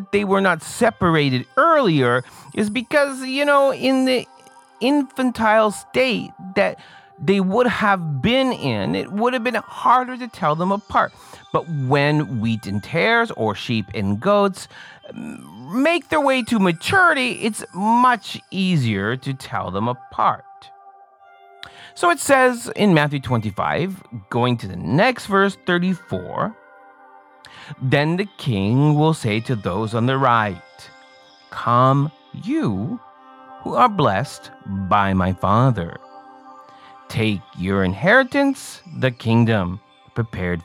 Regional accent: Canada; I'm Canadian

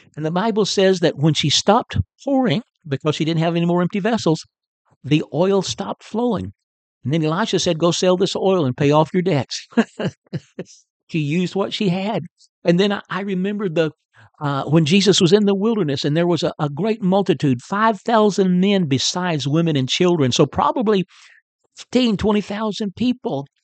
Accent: Chicota, Texas, United States; moved away as an adult; also born or lived in California / Oklahoma / New Brunswick, Canada; I'm a Texan, in case you don't know and uh, I'm a native of, of north northeast Texas. Uh, grew up in Chicota, Texas, uh, which is not too far from Paris.

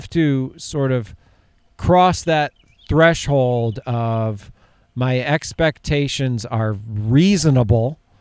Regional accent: upstate New York, United States; moved away; I grew up in upstate New York

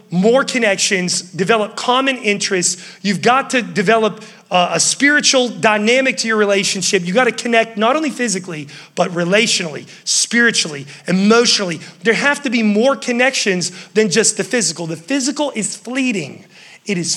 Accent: West Virginia, United States; now in Charlotte, United States; I was from West Virginia. Growing up, my dad was like, hey, you're gonna mow all the neighbor's yards.

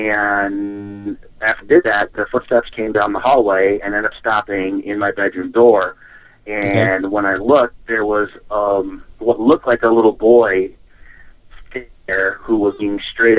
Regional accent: Midwest, United States; I have to say, I'm born and raised in the Midwest, but I'm actually a San Diego Charger fan

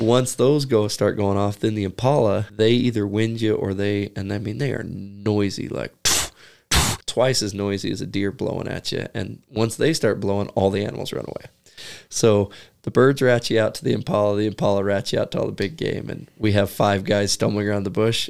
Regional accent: United States; As an American

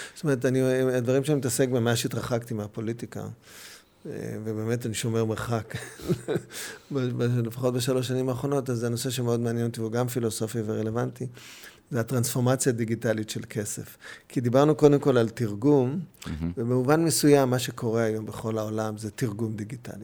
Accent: Jerusalem, Jerusalem District, Israel; also born or lived in Bustan HaGalil / Hatzor HaGlilit; אני מגיע בירושלים לגן חובה, אבל מגיע בכיתה ה' לירושלים, ומאז אנחנו בירושלים מחדש.

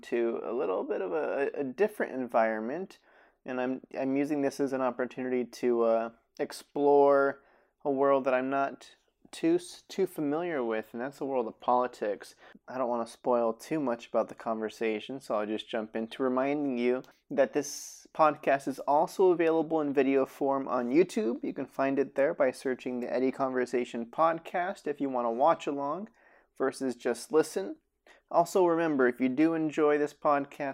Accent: Sparks, Nevada, United States; Growing up in Sparks for sure

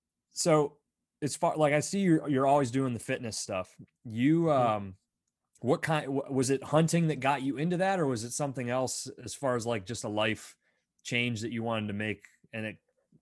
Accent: Pennsylvania, United States; I grew up in Northwestern Pennsylvania. So state forest, a lot of whitetail, and I did some hunting really young.

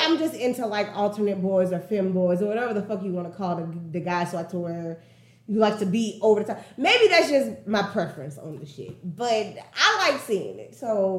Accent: Nashville, Tennessee, United States; if I go out of town and a nigga tell me some, oh, you're from Nashville

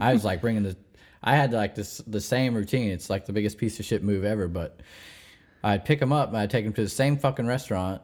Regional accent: Missouri, United States; moved away as an adult; also born or lived in New Orleans; I'm born and raised in Missouri

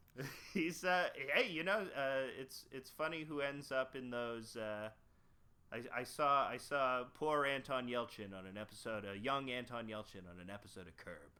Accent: Canada; I'm from Canada

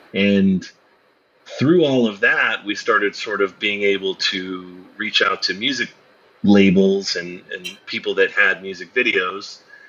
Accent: Albany, New York, United States; No, I grew up in upstate New York. I'm from Albany, Schenectady area.

